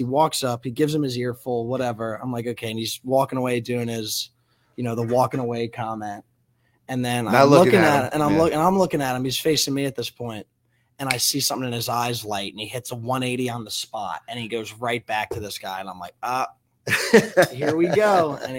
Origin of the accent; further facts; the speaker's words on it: South Carolina, United States; South Carolina.